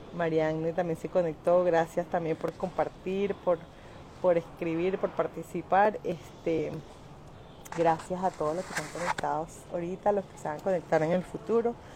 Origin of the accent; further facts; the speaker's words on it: Caracas, Capital District, Venezuela; moved away; nací en el 23 de enero en la, la ¿cómo se llama? sector Montepiedad, viví allí hasta los 14 años con, mi mamá